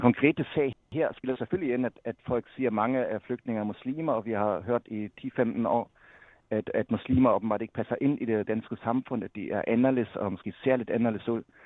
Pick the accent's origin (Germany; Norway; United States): Germany; moved away; som tysker